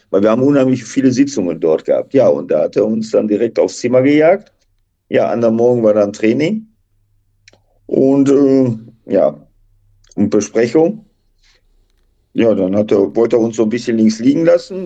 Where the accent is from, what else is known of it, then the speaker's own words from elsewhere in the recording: Duisburg, North Rhine-Westphalia, Germany; ich komme aus einem Arbeiterviertel aus Duisburg-La meine Eltern äh, waren jetzt nicht die reichsten